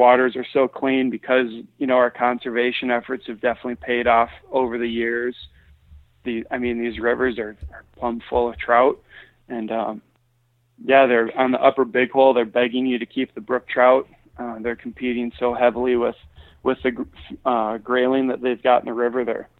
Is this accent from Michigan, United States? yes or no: yes; Michigan, United States; I, you know, growing up in Michigan, fishing, you know, stunted farm ponds where, you know, the bluegill were only got as big as your hand because of overpopulation.